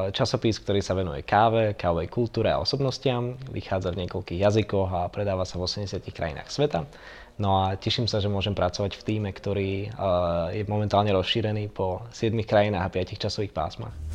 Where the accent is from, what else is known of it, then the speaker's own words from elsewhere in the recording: Slovakia; now in Prague, Czech Republic; som zo Slovenska a žijem v Prahe